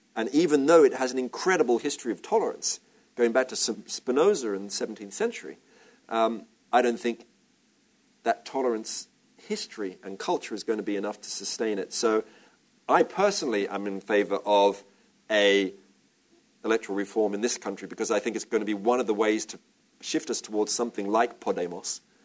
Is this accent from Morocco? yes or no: no; Australia; I'm Australian